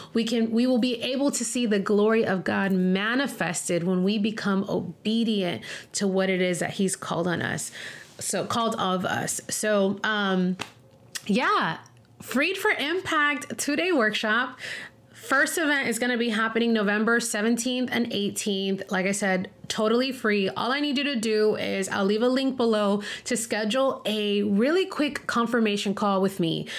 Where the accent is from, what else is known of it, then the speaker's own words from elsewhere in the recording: Miami, Florida, United States; moved away as an adult; also born or lived in Denver, Colorado; I ended up leaving my hometown of Miami, Florida, and moving to Denver, Colorado